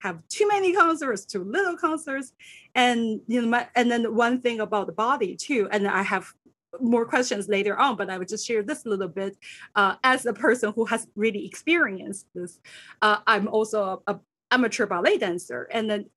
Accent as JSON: {"language": "English", "country": "China", "tie": "born or raised there", "moved": "yes", "lives_now": "New York, United States", "said": "I grew up in Asia, in China"}